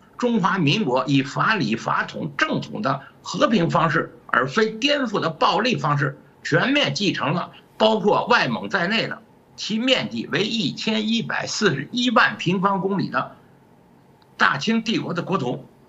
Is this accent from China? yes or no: yes; China; 我们大陆